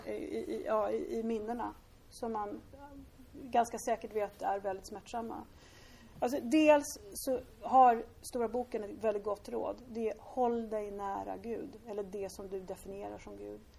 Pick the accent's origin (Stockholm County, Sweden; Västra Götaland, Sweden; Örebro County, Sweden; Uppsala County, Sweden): Stockholm County, Sweden; Lidingö; Mina föräldrar var superrigida borgare, jag är uppväxt på Lidingö.